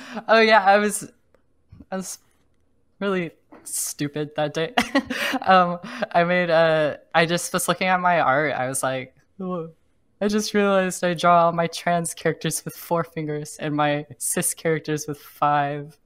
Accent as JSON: {"language": "English", "region": "Oklahoma", "country": "United States", "tie": "born or raised there", "moved": "yes", "lives_now": "San Francisco, United States", "said": "I grew up in Oklahoma"}